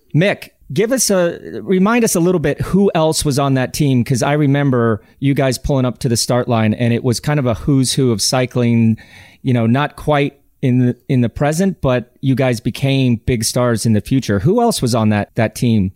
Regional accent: Colorado, United States; moved away as an adult; now in Europe; growing up in Colorado, I did cross country ski

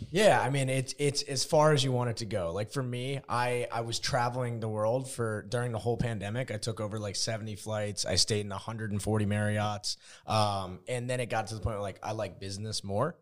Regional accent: New Jersey, United States; moved away as an adult; also born or lived in Arizona; I'm from New Jersey

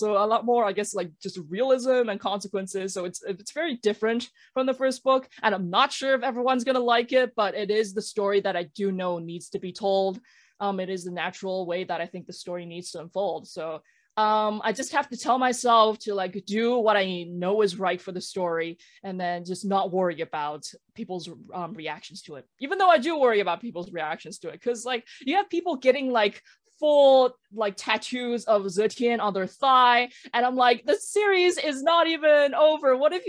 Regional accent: Canada; I spent years unpacking my thoughts, my feelings about like being Chinese and being Chinese Canadian, being Chinese diaspora.

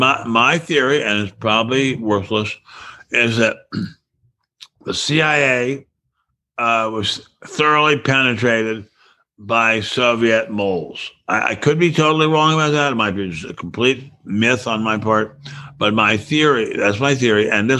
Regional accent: United States; I worship him as a Jew and as an American.

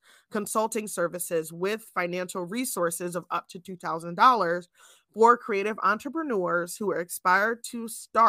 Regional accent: New Jersey, United States; now in Pennsylvania, United States; Chelsea and I grew up in New Jersey before we both ended up in Pennsylvania

